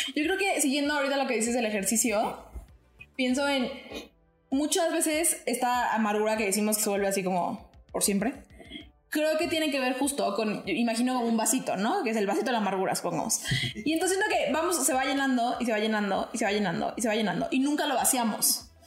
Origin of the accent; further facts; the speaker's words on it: Mexico; a nosotros como mexicanos